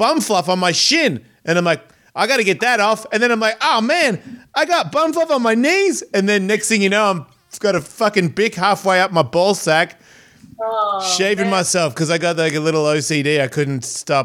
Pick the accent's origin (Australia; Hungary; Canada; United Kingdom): Australia; moved away; I'm from Australia